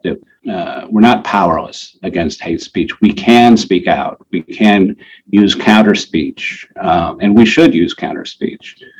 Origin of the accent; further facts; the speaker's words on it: Denver, Colorado, United States; also born or lived in Cleveland, Ohio; I was actually born in Cleveland. My father's career was started there, and we moved to Denver when I was about 7.